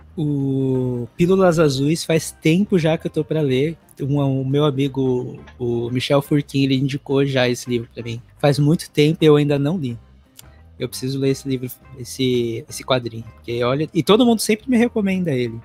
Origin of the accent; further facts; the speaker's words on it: Teixeira de Freitas, Bahia, Brazil; also born or lived in São Paulo / Florianópolis; now in United States; na cidade que eu nasci, que é em Teixeira de Freitas, na Bahia.